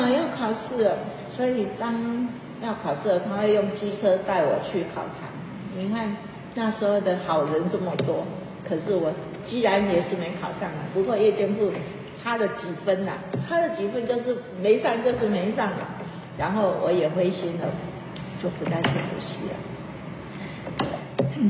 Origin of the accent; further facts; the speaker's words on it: Taiwan; 好像是我们台湾人娶了日本太太，